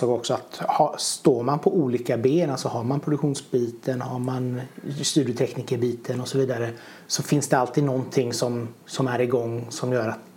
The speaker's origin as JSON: {"language": "Swedish", "town": "Gothenburg", "region": "Västra Götaland", "country": "Sweden", "said": "Ja, vi är ju ändå göteborgare."}